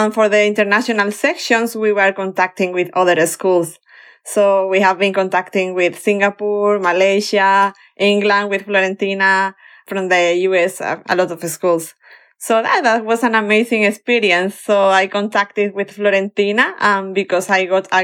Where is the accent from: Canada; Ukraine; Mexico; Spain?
Spain; English is a second language; moved away as an adult; also born or lived in Malaga, Spain / California / Florida; now in North Carolina, United States; I'm from Spain and I've been teaching for 17 years